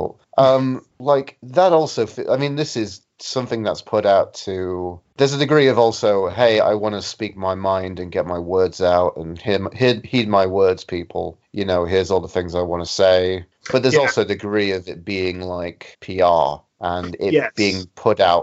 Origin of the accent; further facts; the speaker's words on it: Sheffield, Yorkshire and the Humber, United Kingdom; moved away as an adult; now in Canada; I was in Sheffield, my hometown, and living there before I decided to drop everything and move to Canada like I am now